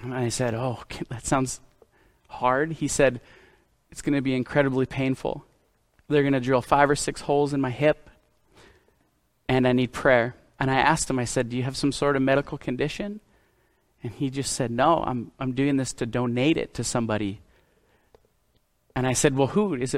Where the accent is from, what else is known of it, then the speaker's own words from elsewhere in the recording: Canada; from Canada